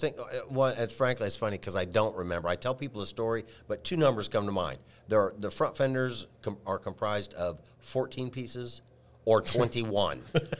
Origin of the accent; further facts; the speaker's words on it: Ohio, United States; moved away as an adult; also born or lived in California; So, first of all, I'm from Ohio.